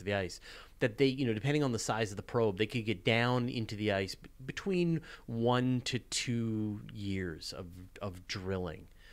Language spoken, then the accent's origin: English; Canada; I'm Canadian